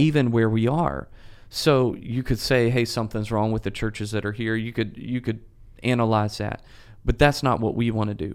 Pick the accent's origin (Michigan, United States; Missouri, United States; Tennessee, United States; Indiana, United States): Tennessee, United States; Memphis; moved away; I'm originally from Memphis